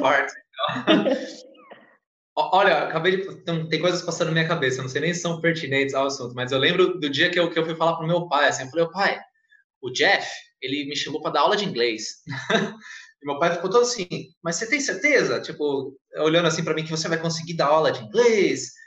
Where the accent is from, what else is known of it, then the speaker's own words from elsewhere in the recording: Santa Isabel, São Paulo, Brazil; accent: paulista; moved away as an adult; also born or lived in Arujá / Rio Grande do Sul (mother's family); Eu não nasci em Santa Isabel, nasci em São Paulo, morei em Arujá, e eu tinha 9 anos, 10 anos, morei em Santa Isabel e cresci.